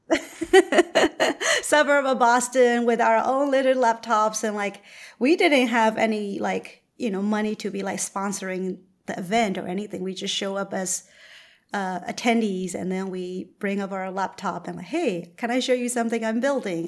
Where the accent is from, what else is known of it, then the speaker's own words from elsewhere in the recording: Myanmar; moved away; I'm originally from Burma